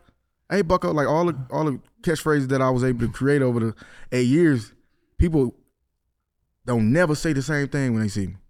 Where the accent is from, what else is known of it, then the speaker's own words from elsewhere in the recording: Detroit, Michigan, United States; I grew up on the east side of Detroit.